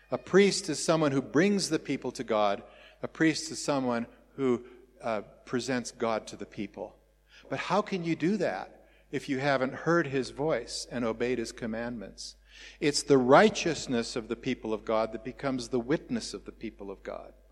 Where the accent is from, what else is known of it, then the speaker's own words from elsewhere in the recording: Welkom, Free State, South Africa; born there; My father was uh, uh told, I think, when we lived in Welkom, I was born in Welkom uh, that uh, he needed to go.